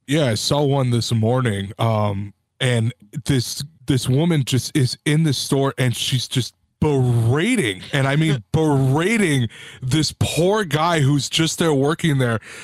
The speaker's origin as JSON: {"language": "English", "town": "Whittier", "region": "California", "country": "United States", "tie": "born or raised there", "said": "born and raised in Whittier, California"}